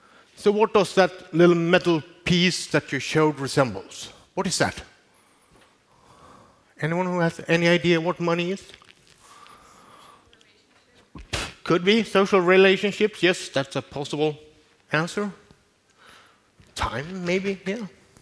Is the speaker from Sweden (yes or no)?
yes; Malmö, Skåne, Sweden; since this is almost the first time I have I'm giving a speech in my hometown. I'm from Malmö.